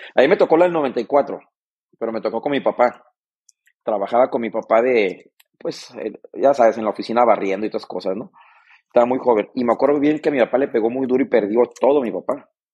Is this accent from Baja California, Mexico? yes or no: yes; Mexicali, Baja California, Mexico; vengo de Mexicali